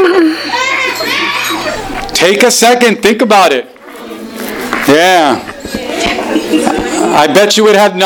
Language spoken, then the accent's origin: English; New Jersey, United States; also born or lived in Caribbean; I grew up in New Jersey.